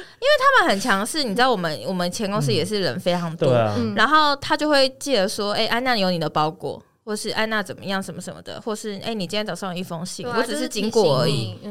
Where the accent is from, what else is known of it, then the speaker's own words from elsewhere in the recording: Taoyuan, Taiwan; 我们是桃园人，对。毕竟我们买的房子也是